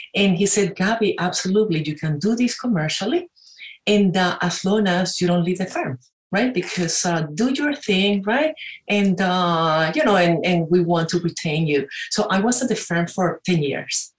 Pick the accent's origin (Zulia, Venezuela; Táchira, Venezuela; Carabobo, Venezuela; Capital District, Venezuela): Capital District, Venezuela; Caracas; moved away as an adult; also born or lived in Pittsburgh; now in United States; I'm originally from Venezuela, uh, Caracas. And uh, I like to say I came to the United States for two years, 26 years ago.